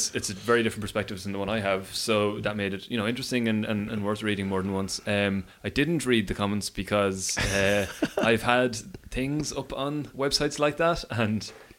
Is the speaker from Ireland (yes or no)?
yes; Newbridge, Leinster, Ireland; We're from Newbridge.